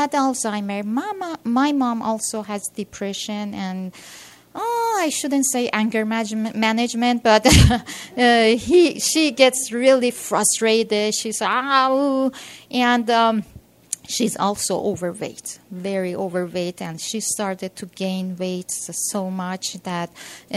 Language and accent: English; Iran; now in United States; originally I'm from Iran.